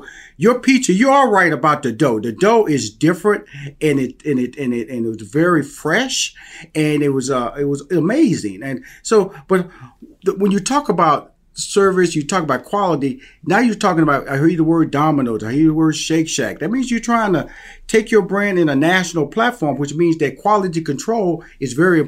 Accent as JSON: {"language": "English", "town": "Houston", "region": "Texas", "country": "United States", "accent": "Southern", "said": "I I'm from Houston, Texas, and I got this Southern accent"}